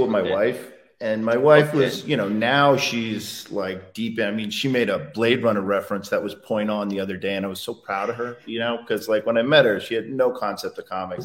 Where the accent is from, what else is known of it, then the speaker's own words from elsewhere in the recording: Connecticut, United States; also born or lived in New York; I grew up in Connecticut, outside New York